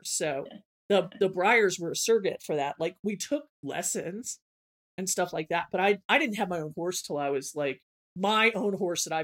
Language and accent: English; Southern United States, United States; I'm from the South, but my parents are liberals.